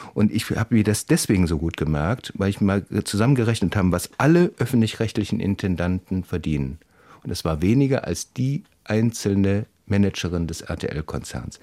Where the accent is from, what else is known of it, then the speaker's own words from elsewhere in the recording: West Germany, Germany; Ich bin mit so einem regional gefärbten Ersten noch groß geworden in Westdeutschland